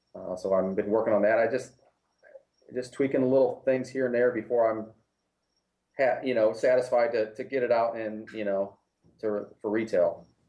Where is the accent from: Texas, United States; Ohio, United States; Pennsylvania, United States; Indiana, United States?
Ohio, United States; now in Florida, United States; I'm originally from Ohio